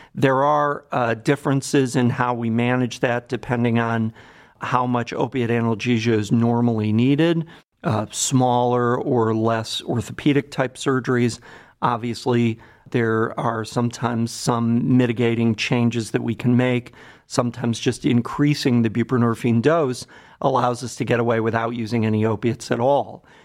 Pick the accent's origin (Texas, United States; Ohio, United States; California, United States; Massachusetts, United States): Ohio, United States; Cleveland; also born or lived in Boston; I grew up in Cleveland, so I'm a native Clevelander